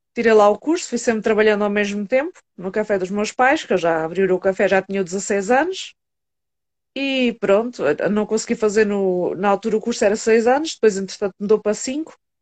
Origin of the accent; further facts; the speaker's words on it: Setúbal, Portugal; do Hospital São Bernardo, em Setúbal por acaso, é o hospital que eu tenho mais perto foi onde eu nasci